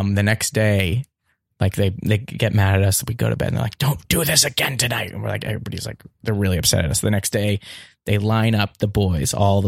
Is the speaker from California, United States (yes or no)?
yes; Pasadena, California, United States; I'm from here. I'm from Los Angeles, Pasadena raised